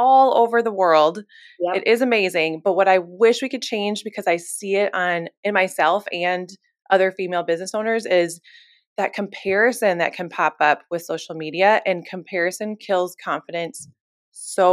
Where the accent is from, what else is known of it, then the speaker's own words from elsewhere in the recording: Fargo, North Dakota, United States; moved away as an adult; also born or lived in Nashville, Tennessee; now in Minneapolis, United States; I am originally from North Dakota. I grew up in Fargo, North Dakota my whole life. But the minute I turned 18, I was out of there.